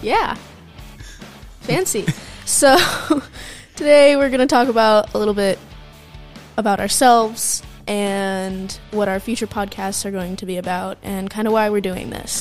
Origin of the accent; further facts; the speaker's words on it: California, United States; also born or lived in Michigan; we moved to California from Michigan